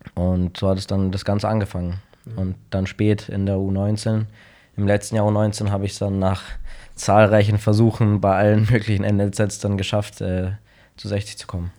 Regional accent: Munich, Bavaria, Germany; ich bin in München geboren, habe immer in München gelebt.

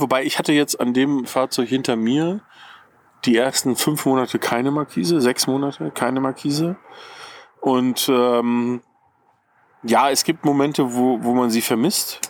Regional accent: Ruhr area, North Rhine-Westphalia, Germany; now in Bavaria, Germany; ich komme ja nicht ursprünglich aus Bayern, ich wohne hier schon sehr, sehr lange, aber ich komme aus dem Ruhrgebiet

